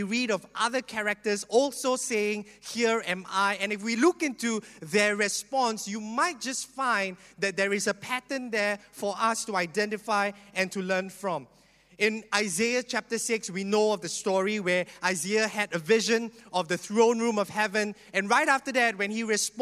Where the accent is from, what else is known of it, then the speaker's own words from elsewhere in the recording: Singapore; I'm a typical Singaporean that grew up in the education